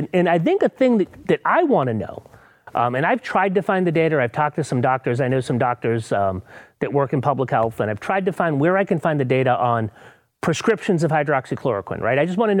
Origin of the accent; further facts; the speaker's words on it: Northeast, United States; I grew up in the Northeast. I think you did, did too.